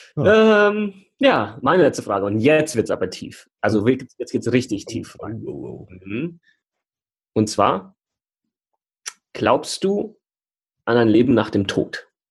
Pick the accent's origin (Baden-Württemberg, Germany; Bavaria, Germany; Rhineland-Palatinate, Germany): Bavaria, Germany; Heigenbrücken; moved away; meinem Ursprungsort, wo ich aufgewachsen bin, in Heigenbrücken